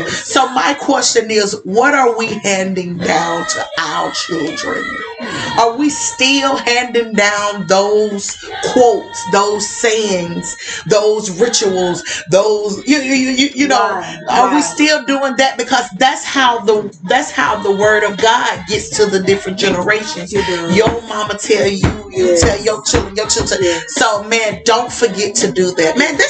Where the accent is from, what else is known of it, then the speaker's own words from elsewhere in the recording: Alabama, United States; I remember, you know, I'm from the South.